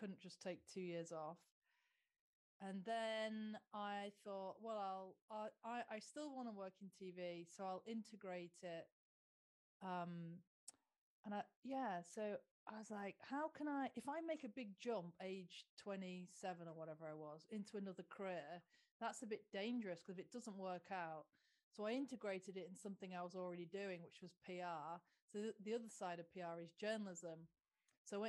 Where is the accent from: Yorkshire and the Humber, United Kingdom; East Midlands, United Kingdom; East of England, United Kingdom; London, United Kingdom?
East Midlands, United Kingdom; Lincolnshire; because I'm from Lincolnshire